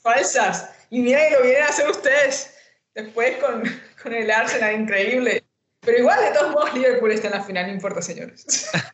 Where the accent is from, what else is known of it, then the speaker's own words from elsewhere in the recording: Colombia; de Colombia